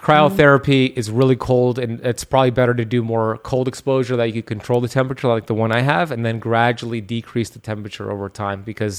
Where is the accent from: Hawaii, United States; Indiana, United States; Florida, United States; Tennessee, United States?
Florida, United States; Miami; I'm from Miami and I'm heat adapted.